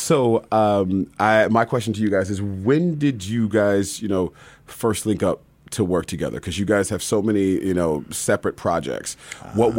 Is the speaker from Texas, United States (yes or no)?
no; Hayward, California, United States; I'm from Hayward, California.